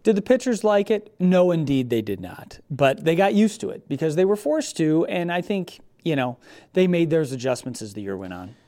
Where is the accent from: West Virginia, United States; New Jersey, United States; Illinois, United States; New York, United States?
Illinois, United States; Rockford; also born or lived in Beloit, Wisconsin; where I grew up in Rockford